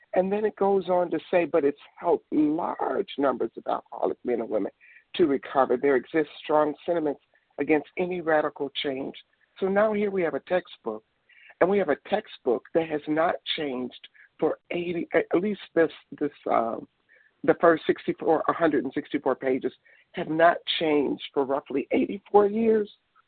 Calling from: Detroit, Michigan, United States; I'm calling from Michigan, Detroit.

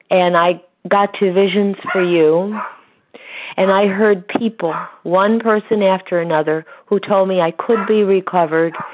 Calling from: Connecticut, United States; from Connecticut, and I am a recovered compulsive overeater.

